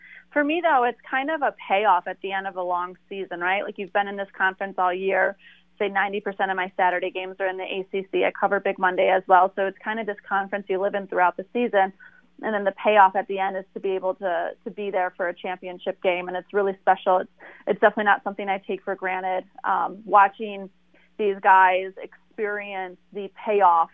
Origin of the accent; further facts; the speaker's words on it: Michigan, United States; a coach I grew up idolizing in Michigan